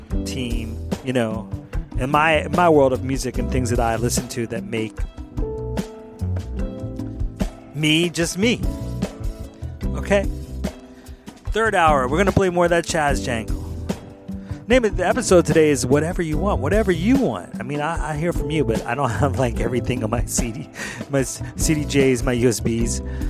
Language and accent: English; Philadelphia, Pennsylvania, United States; now in Santa Monica, United States; Philadelphia, my hometown